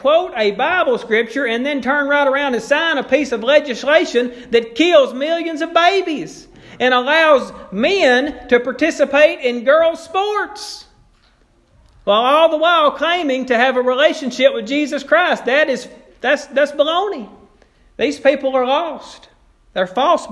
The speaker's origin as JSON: {"language": "English", "town": "Bodcaw", "region": "Arkansas", "country": "United States", "tie": "born or raised there", "said": "I grew up in Bodcaw"}